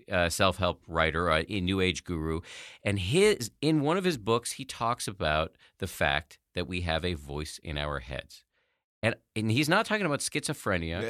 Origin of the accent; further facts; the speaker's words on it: Massachusetts, United States; I was raised in the People's Republic of Massachusetts by a pair of atheist scientists